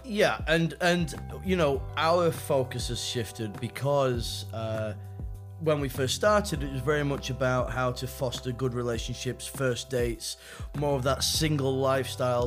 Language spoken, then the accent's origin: English; United States; now in China; I am also from the United States